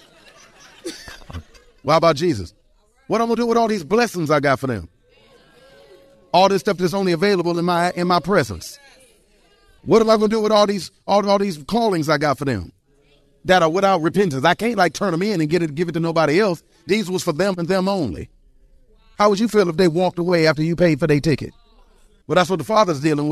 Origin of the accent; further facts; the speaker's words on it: Detroit, Michigan, United States; I was born and raised in Detroit, Michigan.